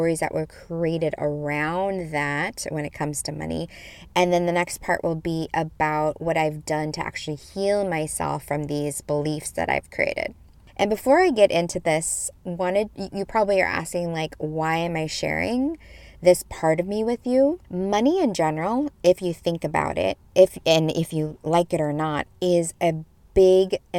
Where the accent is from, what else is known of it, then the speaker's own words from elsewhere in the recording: Midwest, United States; I grew up in the Midwest in the 80s as a young thing